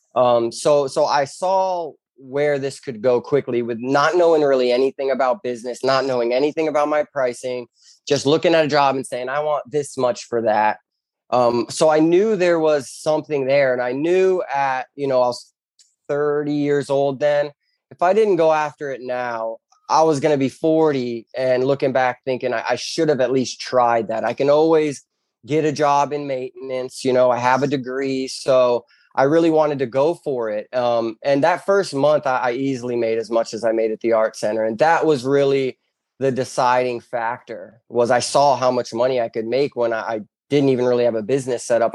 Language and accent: English; Bonita Springs, Florida, United States; I was born and raised in Bonita Springs, Florida